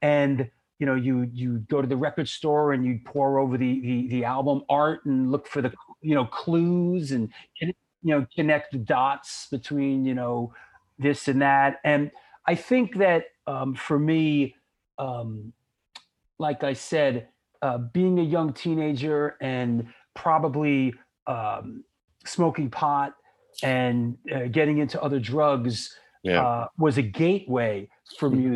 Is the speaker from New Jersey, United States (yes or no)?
no; New York City, New York, United States; also born or lived in Boston, Massachusetts; I was born in Queens, New York, in Forest Hills. Yeah. I lived there for a couple years, and then I spent my younger years there growing up in Manhattan, in Yorkville. Yeah. And then I moved up to the Bronx, to the Spite and Dival section of the Bronx, where I basically lived my teenage years